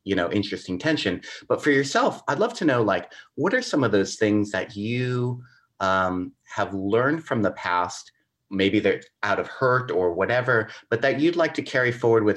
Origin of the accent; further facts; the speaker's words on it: United States; accent: American English; I'm American English, not Australian